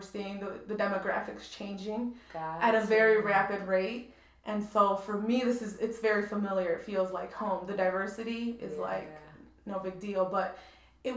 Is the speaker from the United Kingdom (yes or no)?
no; Waukegan, Illinois, United States; also born or lived in Chicago, Illinois; I was born in Chicago. I grew up in the Back of the Yards neighborhood. Pretty violent. So we moved to Waukegan when I was 8.